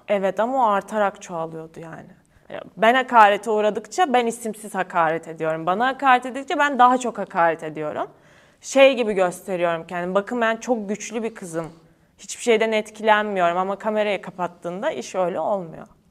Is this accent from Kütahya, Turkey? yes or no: yes; Kütahya, Turkey; moved away as an adult; Ben Kütahyalıyım. Ben Kütahya'da doğdum, büyüdüm